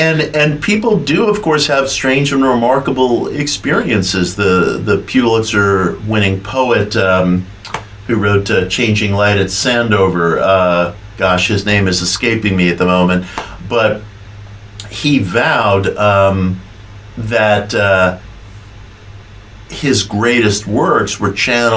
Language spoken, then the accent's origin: English; New York City, New York, United States; When I was a kid growing up in Queens in the 1970s